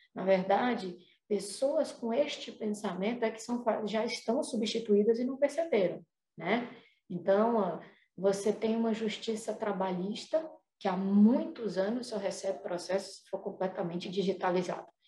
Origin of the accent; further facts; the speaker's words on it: Fortaleza, Ceará, Brazil; moved away as an adult; also born or lived in Curitiba; Morei dez anos em Curitiba e voltei pra Fortaleza, sou daqui de Fortaleza